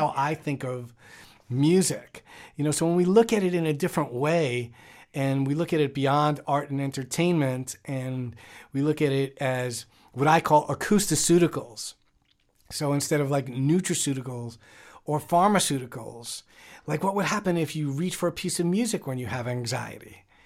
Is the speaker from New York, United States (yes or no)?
yes; New York, United States; I grew up in New York, and in the Bronx